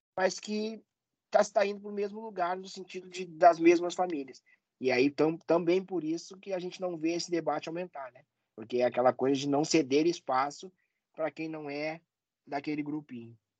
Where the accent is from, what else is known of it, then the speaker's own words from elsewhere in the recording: Porto Alegre, Rio Grande do Sul, Brazil; accent: gaúcho; Eu sou de Porto Alegre e aqui tem uma rivalidade muito forte na, na dupla Grenal